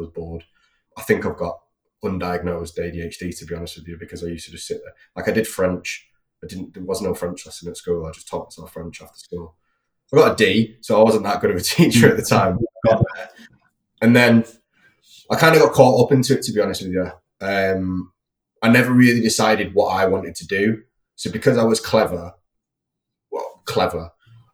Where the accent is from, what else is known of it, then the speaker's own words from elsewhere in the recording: Manchester, North West England, United Kingdom; I grew up in North Manchester, fairly routine upbringing.